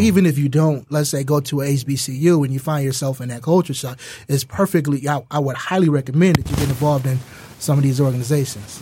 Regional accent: Detroit, Michigan, United States; I'm from Detroit

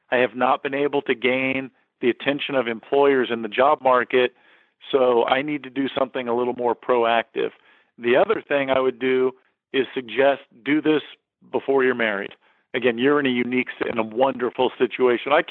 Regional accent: McPherson, Kansas, United States; moved away as an adult; now in San Diego, United States; I'm a little guy from from small town South. Dude, I was from McPherson, flipping Kansas, when I packed up and when it came out to San Diego.

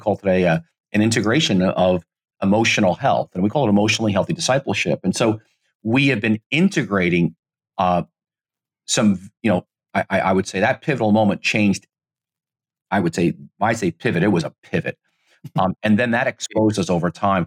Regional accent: United States; I'm Italian American

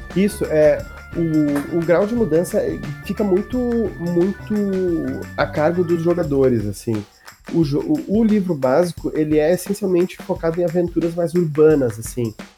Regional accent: Novo Hamburgo, Rio Grande do Sul, Brazil; sou de Novo Hamburgo, Rio Grande do Sul

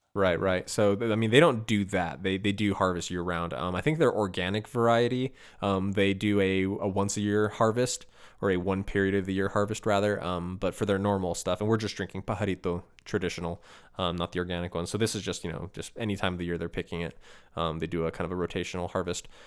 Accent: Chicago, Illinois, United States; growing up in Chicago

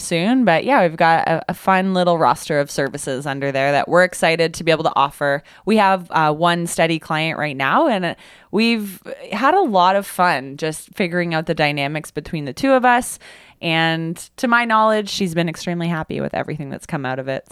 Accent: Kitchener, Ontario, Canada; I grew up in Kitchener.

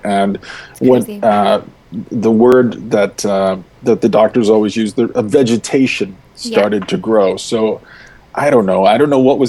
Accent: United States; now in British Columbia, Canada; as an American

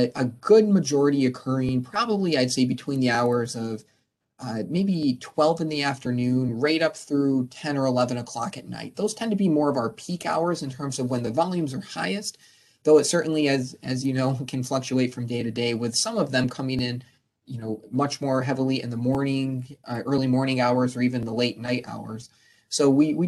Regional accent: Binghamton, New York, United States; moved away as an adult; now in Syracuse, United States; I'm a native from the Binghamton area

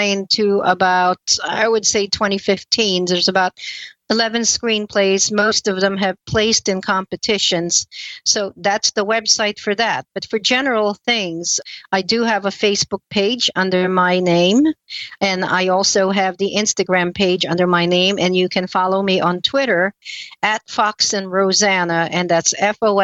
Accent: Philippines; also born or lived in East Coast, United States; now in United States; I was born and raised in the Philippines and moved to the U.S. In the East Coast primarily.

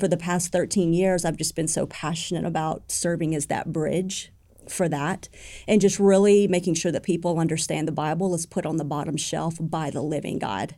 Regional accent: United States

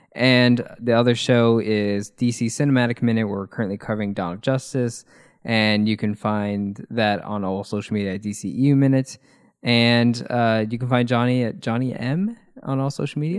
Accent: United States; I'm an American

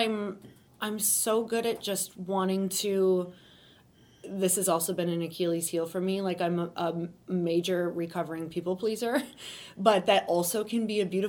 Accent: Upper Peninsula of Michigan, United States; I'm from Upper Michigan, which is in a really, really tiny town. It's literally about 3 hours from anything that resembles a city. So really in the woods, which was great growing up for the most part.

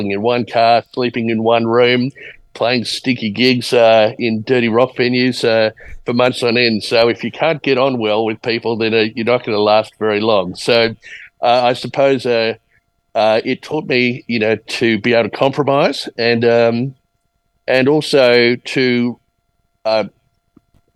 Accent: Australia; also born or lived in Edmonton, Alberta, Canada / California, United States / Sydney, Australia / Brisbane, Australia; now in Queenstown, New Zealand; Lived in Australia since I was four. So high school, primary school in Sydney, high school in Brisbane

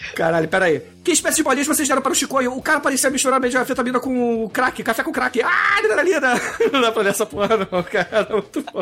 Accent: Rio de Janeiro, Brazil; eu sou carioca e não falo assim assim

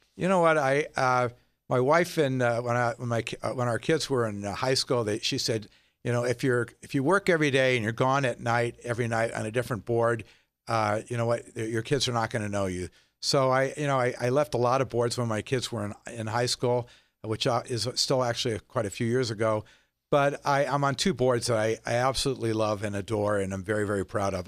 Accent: Las Vegas, Nevada, United States; When I grew up in Las Vegas, we went out in the desert a lot

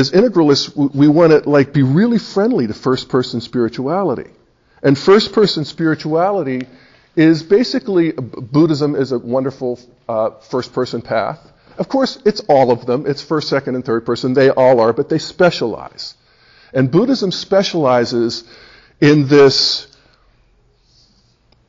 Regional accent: Western Pennsylvania, United States; now in Boulder, United States; I came from the Gun and God's people, you know, back in Western Pennsylvania

